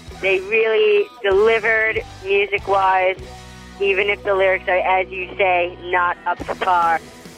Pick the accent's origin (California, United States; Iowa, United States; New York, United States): New York, United States; Queens; I'm from Queens, New York.